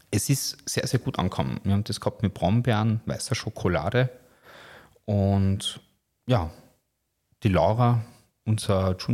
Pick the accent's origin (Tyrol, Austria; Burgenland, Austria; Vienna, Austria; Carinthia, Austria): Carinthia, Austria; Bei uns in Kärnten sagt man ja Fleischknödel, da sagt man nicht Haché.